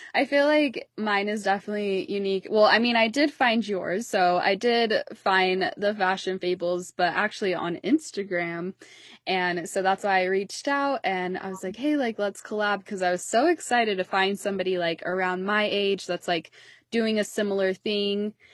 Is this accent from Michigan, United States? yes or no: no; Utah, United States; I'm, like, Mountain Standard Time, I'm from Utah